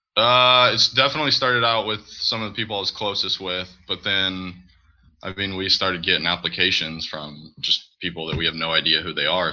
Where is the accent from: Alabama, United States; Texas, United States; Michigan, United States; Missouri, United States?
Missouri, United States; St. Louis; I'm from Missouri, St. Louis area.